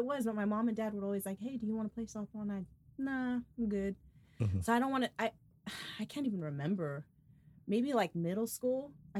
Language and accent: English; Salinas, California, United States; I grew up in Northern California.